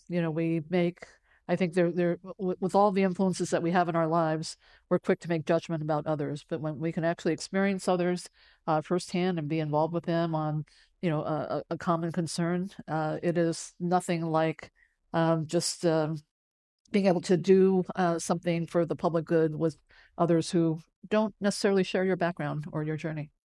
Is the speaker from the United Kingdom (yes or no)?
no; San Francisco, California, United States; English is a second language; when I was growing up on the west side of San Francisco